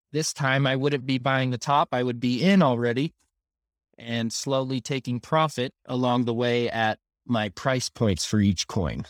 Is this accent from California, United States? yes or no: yes; Southern California, United States; moved away as an adult; now in Utah, United States; I was raised in Southern California, um, and, uh, I've been here in Utah for eight years now